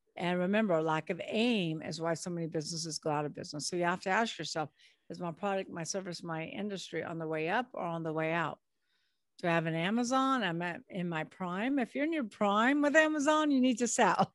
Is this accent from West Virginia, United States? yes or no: no; Long Beach, California, United States; now in New Orleans, United States; I was born in Long Beach, California